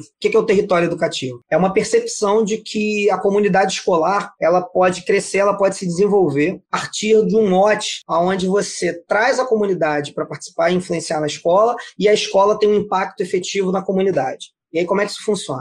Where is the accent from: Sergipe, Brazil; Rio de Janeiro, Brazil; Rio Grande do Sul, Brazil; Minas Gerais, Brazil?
Rio de Janeiro, Brazil; Niterói; eu sou nascido e criado no Morro do Marítimo, em Niterói